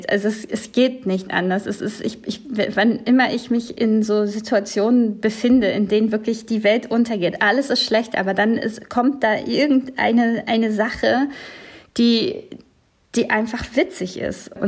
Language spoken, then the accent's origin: German; West Germany, Germany; weil ich eben als diese, ja, dieses ostdeutsch geprägte Kind, so im Westen groß geworden bin